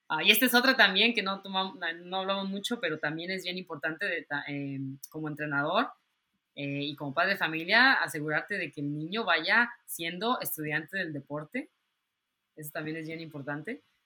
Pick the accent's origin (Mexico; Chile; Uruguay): Mexico; moved away; yo me tuve que salir de México por alguna razón